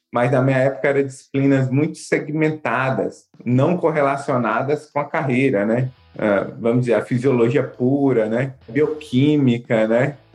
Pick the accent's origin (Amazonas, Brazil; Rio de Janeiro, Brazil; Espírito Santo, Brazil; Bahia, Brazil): Bahia, Brazil; Salvador; also born or lived in Minas Gerais; Morei assim, em algumas cidades de Minas, do interior da Bahia.